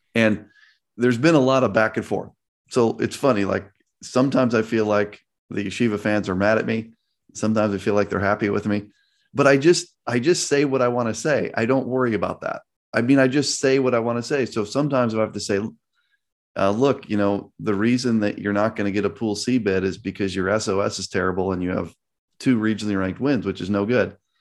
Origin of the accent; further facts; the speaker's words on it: Chicago, Illinois, United States; I grew up in Chicago during the Michael Jordan era.